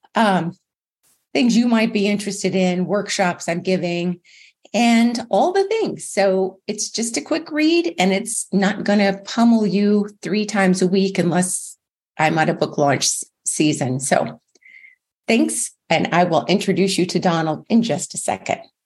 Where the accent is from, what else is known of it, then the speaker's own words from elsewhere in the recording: Alaska, United States; moved away as an adult; also born or lived in Kentucky; now in Tennessee, United States; originally I was from Kentucky, but raised in Alaska, moved to Tennessee a year ago.